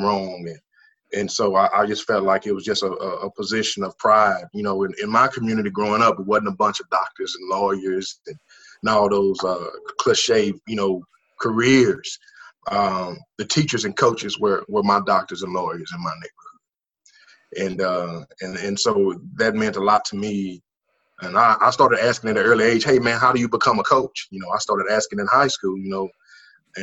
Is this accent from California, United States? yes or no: no; Dallas, Texas, United States; I grew up in Oak Cliff. And I grew up around 3 or 4 blocks around the corner from South Oak Cliff High School